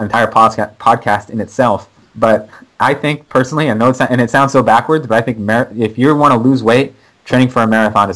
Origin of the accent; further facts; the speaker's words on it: Maine, United States; moved away; I'm from Maine originally, so it's like kind of my hometown race.